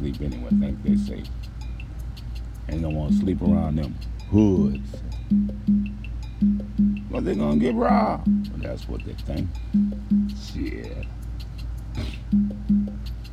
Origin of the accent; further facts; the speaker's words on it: New Orleans, Louisiana, United States; moved away; I was raised in Desire